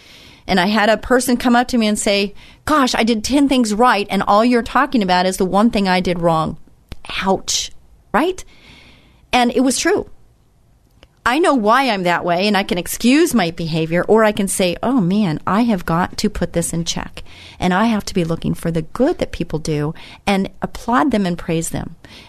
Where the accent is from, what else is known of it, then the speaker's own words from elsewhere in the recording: Israel; I came from Israel and I saw this